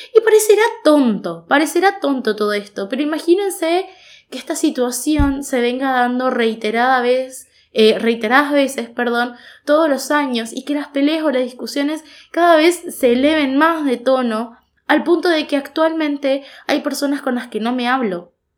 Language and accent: Spanish; Goya, Corrientes, Argentina; moved away as an adult; now in Corrientes, Argentina; yo soy de la ciudad de Goya